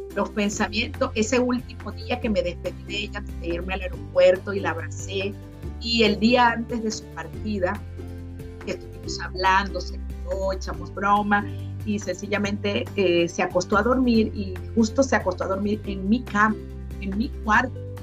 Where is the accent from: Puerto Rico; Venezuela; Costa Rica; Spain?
Venezuela; moved away as an adult; now in Florida, United States; Soy venezolana y salí de mi país